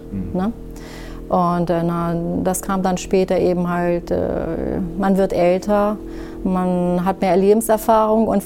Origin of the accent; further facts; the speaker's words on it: Syria; now in Germany; sie ja anders als ich hier geboren sind, mhm. ne, {S255} mhm. {S0} kann ich denen ja nicht erzählen, ja, wir kommen aus Syrien. In Syrien ist ja. das so.